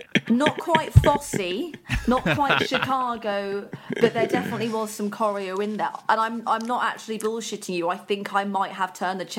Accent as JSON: {"language": "English", "town": "Birmingham", "region": "West Midlands", "country": "United Kingdom", "said": "I'm originally from Birmingham."}